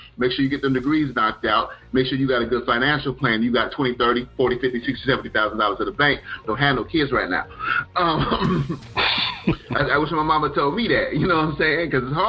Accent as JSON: {"language": "English", "region": "the South", "country": "United States", "tie": "born or raised there", "said": "I grew up primarily in the South, you know, Charleston, Florida, Mississippi, Alabama."}